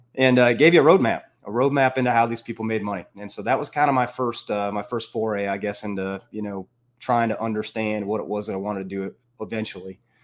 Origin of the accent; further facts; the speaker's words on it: Northern Illinois, United States; moved away as an adult; also born or lived in Iowa / Minneapolis; I grew up in Northern Illinois